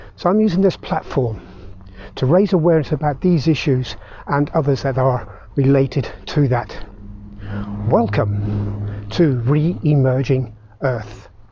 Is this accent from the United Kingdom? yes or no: yes; Belfast, Northern Ireland, United Kingdom; moved away; And I grew up in Belfast, Northern Ireland, I saw the start of the Troubles